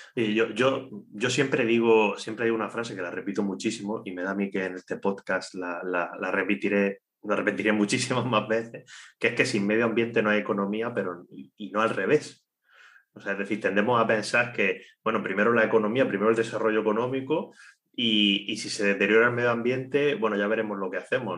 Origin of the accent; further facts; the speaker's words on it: Cartagena, Region of Murcia, Spain; Nosotros, nosotros dos somos, somos de Cartagena somos del mismo barrio, eh, estudiamos en el mismo instituto de educación secundaria